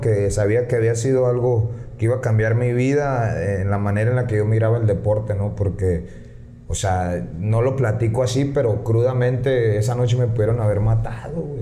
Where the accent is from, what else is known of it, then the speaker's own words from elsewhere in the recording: San Luis Río Colorado, Sonora, Mexico; moved away as an adult; now in Tijuana, Mexico; yo nací, crecí aquí en San Luis. Eh, apenas tengo, te digo, cinco años en Tijuana.